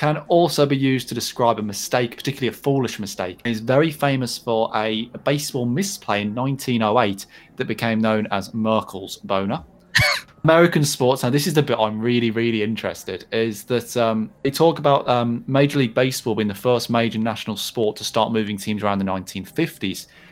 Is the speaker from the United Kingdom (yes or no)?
yes; England, United Kingdom; speaking as an English sports fan